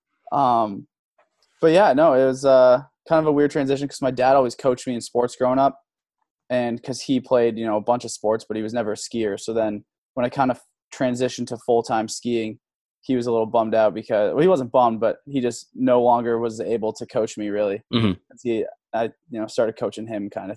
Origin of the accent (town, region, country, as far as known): Boulder, Colorado, United States; born or raised there; also born or lived in Milwaukee, Wisconsin